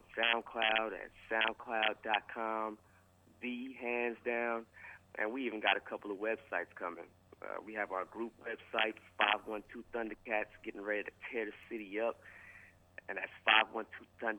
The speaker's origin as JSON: {"language": "English", "region": "East Coast", "country": "United States", "moved": "yes", "lives_now": "Austin, United States", "said": "I'm originally from the East Coast, so, you know, you might say North Side, but once I moved to Texas, I realized it's North Side"}